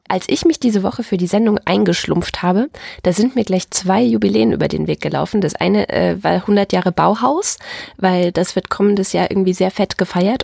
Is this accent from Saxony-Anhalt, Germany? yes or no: yes; Dessau-Wörlitz Garden Realm, Saxony-Anhalt, Germany; moved away; in meiner alten Heimat, also ich sagte ja gerade schon so halb DDR, halb Westen, weißt du ja, ähm, nämlich im Dessau-Wörlitzer Gartenreich, so heißt es heute, also früher hieß, hieß das einfach das Kaff